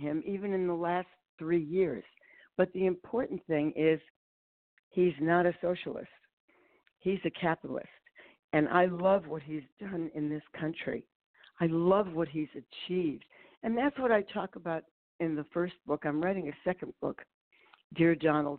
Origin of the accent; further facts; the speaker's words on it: Ohio, United States; moved away as an adult; also born or lived in New York; I moved back to Ohio, Annie. I grew up in Ohio